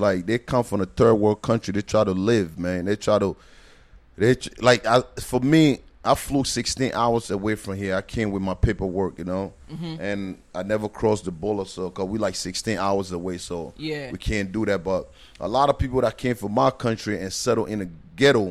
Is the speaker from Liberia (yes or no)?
yes; Liberia; now in New Jersey, United States; I was born and raised in Liberia.